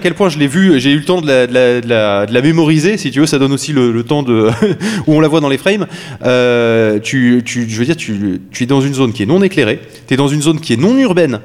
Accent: France; chez nous en France

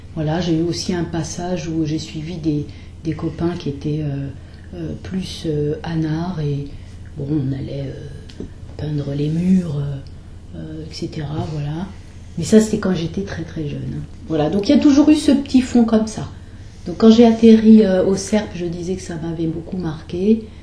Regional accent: Blanc-Mesnil, Île-de-France, France; je viens de, de Blanc-Ménil dans le 93 voilà, où j'ai passé toute mon enfance et toute ma jeunesse et mes années de lycée aussi dans cette banlieue-là

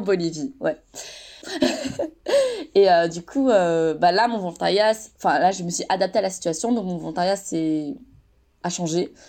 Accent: France; j'ai grandi en France

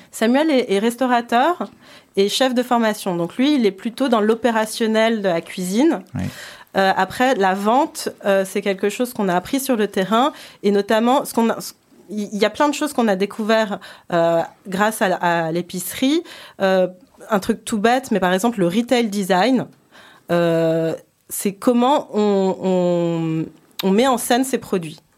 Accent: Paris, Île-de-France, France; moved away; je suis franco-japonaise, je suis née à Paris, j'ai grandi à Paris

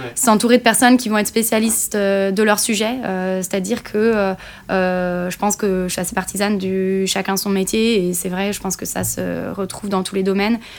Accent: Nantes, Pays de la Loire, France; moved away as an adult; also born or lived in Bordeaux; now in Toulouse, France; je suis nantaise

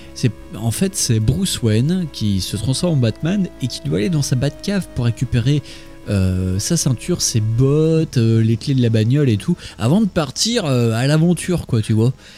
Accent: Lyon, Auvergne-Rhône-Alpes, France; je suis lyonnais et je passais mes vacances à Langres

